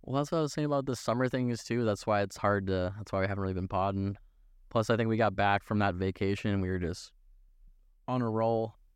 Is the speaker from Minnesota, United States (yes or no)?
yes; Minnesota, United States; we're from Minnesota. This is what you do in the summertime